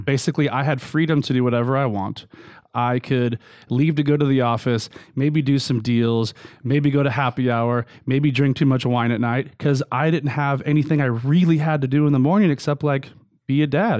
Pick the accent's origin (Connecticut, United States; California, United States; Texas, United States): California, United States; Long Beach; I was raised in Long Beach, California.